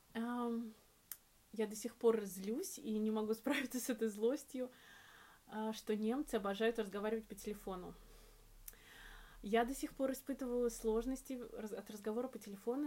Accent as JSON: {"language": "Russian", "country": "Russia", "moved": "as an adult", "lives_now": "Berlin, Germany", "said": "я девочка из России"}